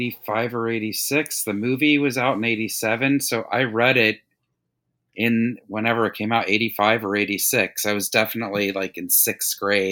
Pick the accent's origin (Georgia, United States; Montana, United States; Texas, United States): Georgia, United States; Atlanta; at least where I grew up in Atlanta